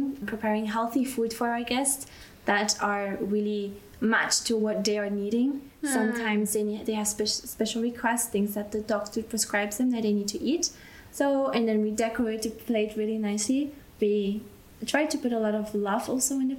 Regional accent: Belgium; moved away as an adult; now in Austria; I grew up in Belgium

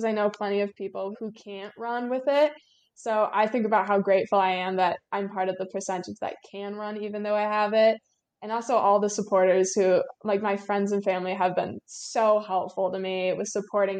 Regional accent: Traverse City, Michigan, United States; I'm from Traverse City, Michigan, so pretty far up north in the state. And I'm a senior in high school this year

